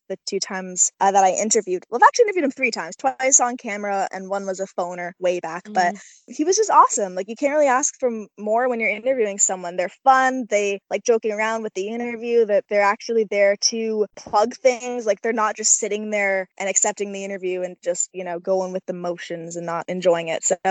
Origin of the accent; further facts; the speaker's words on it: Canada; I'm a Canadian gal